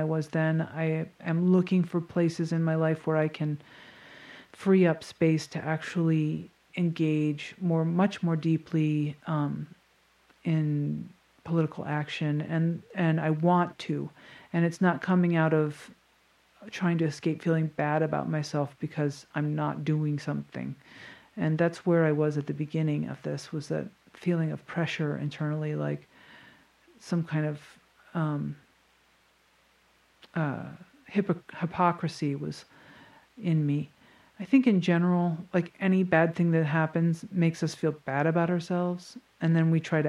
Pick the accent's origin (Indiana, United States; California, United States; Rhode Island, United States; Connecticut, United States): Connecticut, United States; a pretty wealthy town in; my hometown